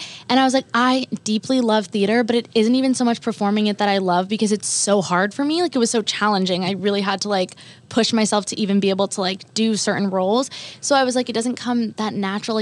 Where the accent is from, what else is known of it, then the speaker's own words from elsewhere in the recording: Monmouth County, New Jersey, United States; I grew up in Monmouth County, which is like 45 minutes in a car